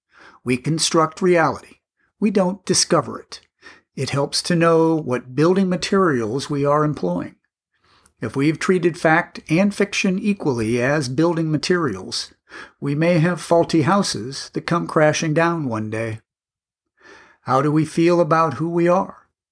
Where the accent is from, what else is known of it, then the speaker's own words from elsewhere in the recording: Australia; I am Australian.